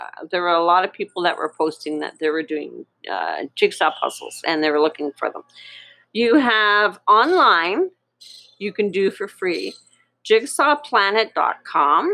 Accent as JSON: {"language": "English", "country": "Canada", "said": "I'm from Canada"}